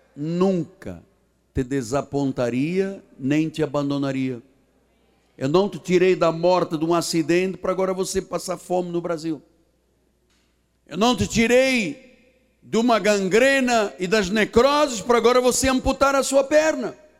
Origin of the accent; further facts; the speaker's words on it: Portugal; now in Brazil; porque eu sou estrangeiro, eu sou português